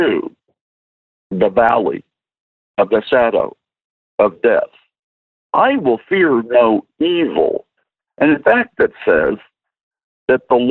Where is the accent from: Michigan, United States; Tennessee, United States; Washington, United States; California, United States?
Tennessee, United States; Nashville; I'm from Nashville, Tennessee